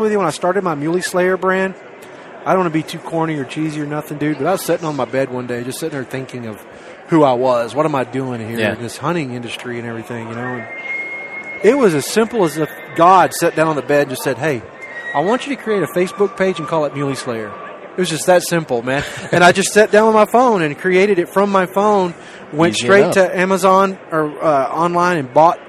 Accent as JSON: {"language": "English", "town": "Longview", "region": "Texas", "country": "United States", "tie": "born or raised there", "also_born_or_lived": "Houston, Texas / Colorado", "moved": "as an adult", "said": "I was born in Longview, Texas, 1970"}